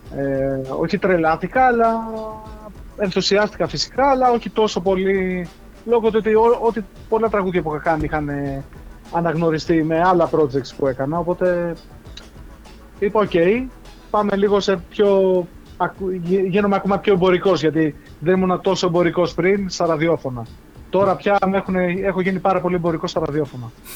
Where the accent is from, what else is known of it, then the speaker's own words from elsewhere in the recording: North Euboea, Central Greece, Greece; moved away; στο χωριό μου πάνω στη Βόρεια Ευεία